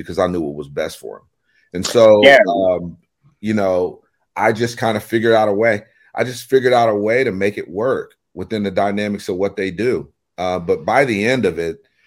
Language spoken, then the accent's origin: English; United States; being in my hometown, I knew a lot of the people